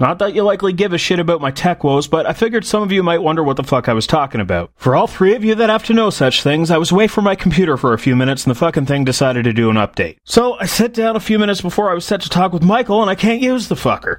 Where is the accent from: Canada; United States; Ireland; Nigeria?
Canada; I'm from Canada